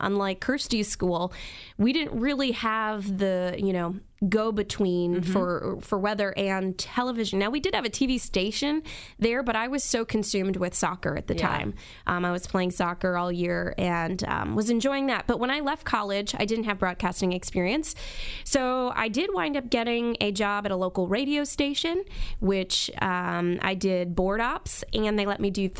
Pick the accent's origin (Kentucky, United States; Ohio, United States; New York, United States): New York, United States; I am from the Hudson Valley, New York. I won't say upstate because, or downstate, really, because it depends on where you live in New York. But basically, I live 60 miles north of New York City. That's where I was born and raised.